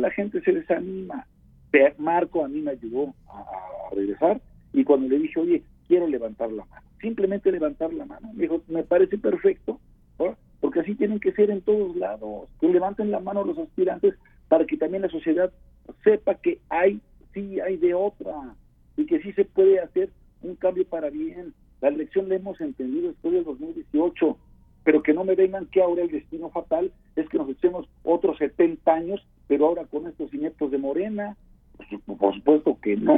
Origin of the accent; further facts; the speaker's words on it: Puebla, Mexico; como poblano comprometido que soy